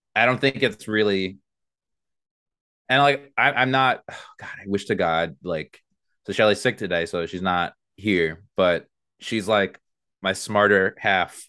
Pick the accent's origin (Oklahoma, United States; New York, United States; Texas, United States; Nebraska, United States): New York, United States; Mineola; I was born in Mineola.